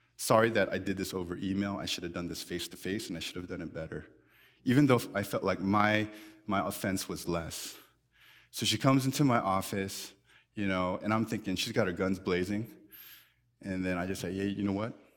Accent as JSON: {"language": "English", "country": "United States", "said": "we're more American than we are Christian"}